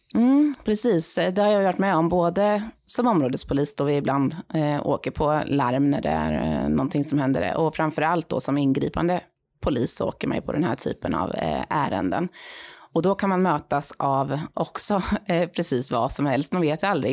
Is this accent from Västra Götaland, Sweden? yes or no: no; Linköping, Östergötland, Sweden; moved away as an adult; innan jag landade här i Linköping då, min hemstad